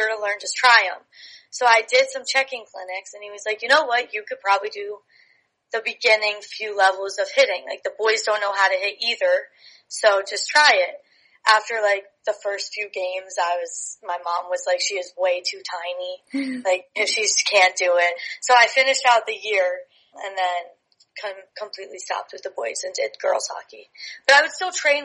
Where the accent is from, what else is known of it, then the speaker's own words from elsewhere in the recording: Hamilton, New Jersey, United States; I started growing up playing for the Mercer Chiefs. I'm from Hamilton, New Jersey